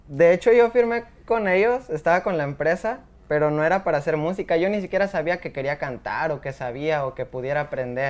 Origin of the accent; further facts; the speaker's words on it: Los Altos de Jalisco, Mexico; Los Altos de Jalisco, un pueblo que se llama Gnostic